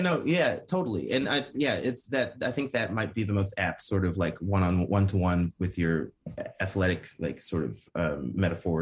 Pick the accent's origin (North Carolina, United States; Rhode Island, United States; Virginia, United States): North Carolina, United States; also born or lived in Ipswich, England; I'm from North Carolina